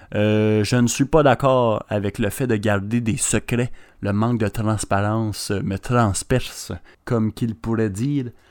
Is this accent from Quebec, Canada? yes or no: yes; Quebec, Canada; Je suis un Québécois